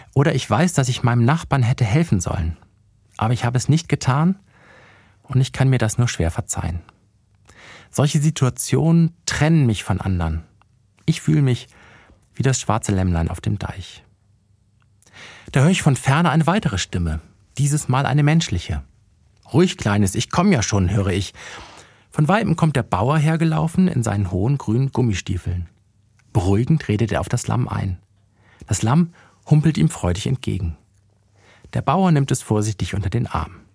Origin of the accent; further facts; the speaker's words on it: Bremen, Germany; moved away; also born or lived in Ludwigsburg; in meiner alten Heimat vorbeigekommen in Bremen